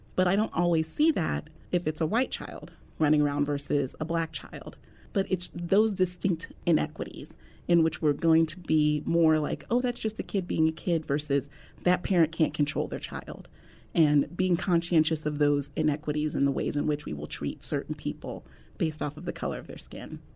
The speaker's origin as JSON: {"language": "English", "town": "Omaha", "region": "Nebraska", "country": "United States", "tie": "born or raised there", "said": "born and raised in Omaha"}